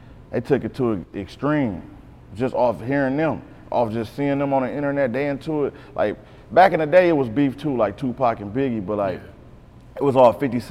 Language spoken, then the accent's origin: English; Beecher, Michigan, United States; also born or lived in Decatur, Mississippi / Flint, Michigan; I'm a Beecher baby.